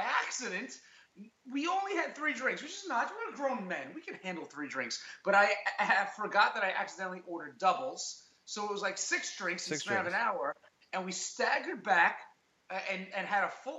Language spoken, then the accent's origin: English; New York City, New York, United States; We are friends from high school. We grew up in Staten Island.